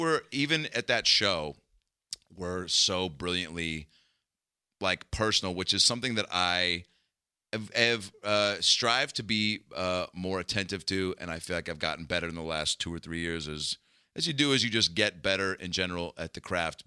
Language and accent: English; Seattle, Washington, United States; growing up in Seattle